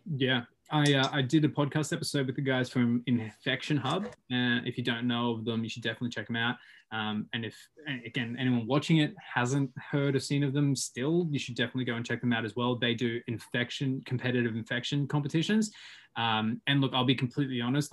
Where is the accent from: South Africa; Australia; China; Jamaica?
Australia; Sunshine Coast, Queensland; moved away as an adult; also born or lived in Whistler, Canada; now in Canada; I, am obviously from Australia. I'm from the Sunshine Coast.